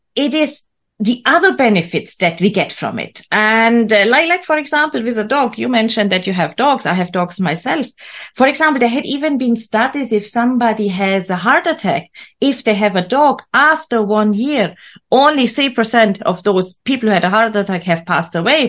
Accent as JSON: {"language": "English", "region": "Bavaria", "country": "Germany", "tie": "born or raised there", "said": "I was born and raised in Bavaria, in the beautiful countryside of Germany, Germans, uh, Germany's south"}